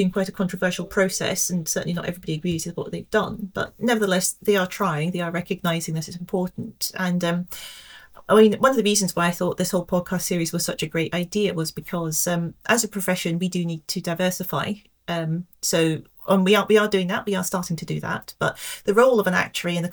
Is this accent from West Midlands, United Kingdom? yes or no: no; Scotland, United Kingdom; moved away; also born or lived in London; growing up in a relatively small village in Scotland